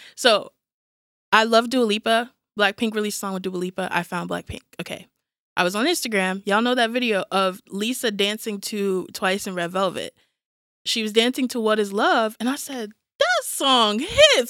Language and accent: English; New York City, New York, United States; now in Georgia, United States; am from New York originally